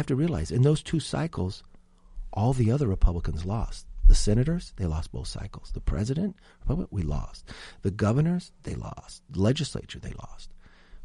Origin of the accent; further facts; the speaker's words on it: California, United States; we're both from California